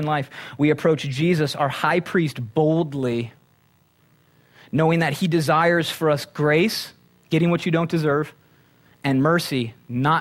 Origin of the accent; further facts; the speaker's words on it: Minnesota, United States; now in Conejo Valley, United States; I'm from Minnesota